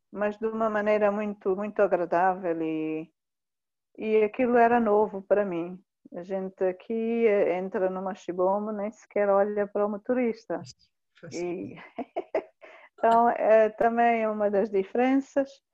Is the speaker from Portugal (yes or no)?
no; southern Mozambique, Mozambique; also born or lived in Inhambane / Australia; eu sou moçambicana, nasci em, em que é uma província aqui do sul de Moçambique